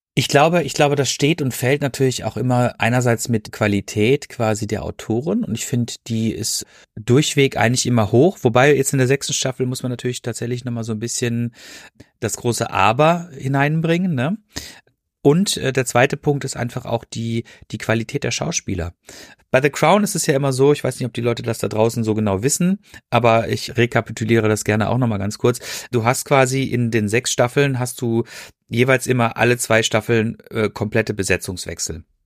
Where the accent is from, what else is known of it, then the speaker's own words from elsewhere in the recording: Freiburg, Baden-Württemberg, Germany; now in Ruhr area, Germany; ich wohne ja hier im Ruhrgebiet und ich äh, bin gebürtig aus Freiburg